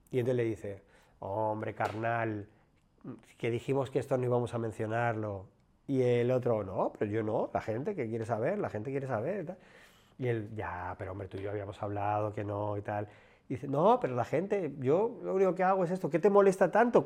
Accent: Madrid, Community of Madrid, Spain; Yo soy un chico de barrio, de, un barrio de Madrid, barrio obrero

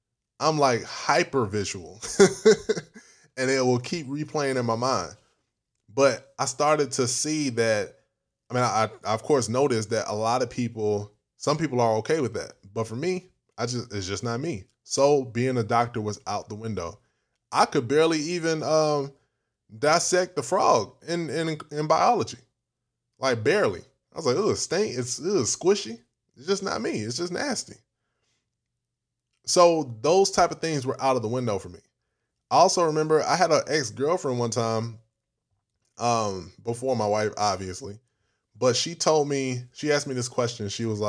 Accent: United States; I'm African American. My parents are from Ghana. And growing up in African cultured household, we were only told to be a doctor, be a lawyer, be anything in the medical field.

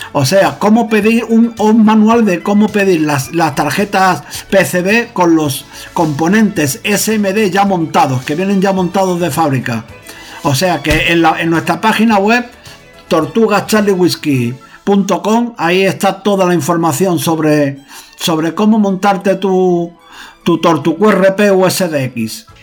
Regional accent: Huelva, Andalusia, Spain; now in Madrid, Spain; considero mi casa eh, en el lugar donde nací, ahí en Huelva

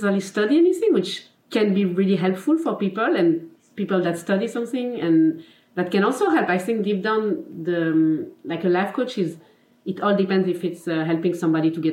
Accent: Geneva, Switzerland; first language French; English is a second language; I'm from Geneva, Switzerland. Mm-hmm. So my mother tongue is French, as you can probably see in my accent.

